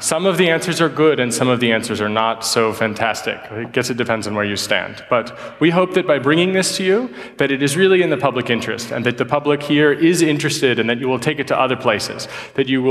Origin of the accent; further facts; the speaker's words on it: United States; moved away; I am an American by birth and a post-nationalist, I suppose, by an accident of history.